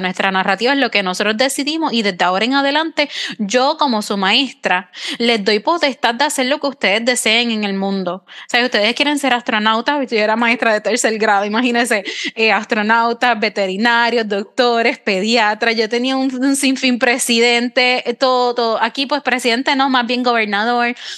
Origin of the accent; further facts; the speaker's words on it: Puerto Rico; yo soy de Puerto Rico